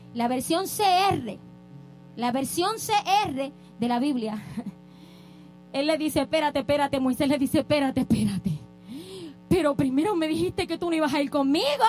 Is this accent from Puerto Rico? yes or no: yes; Puerto Rico; now in United States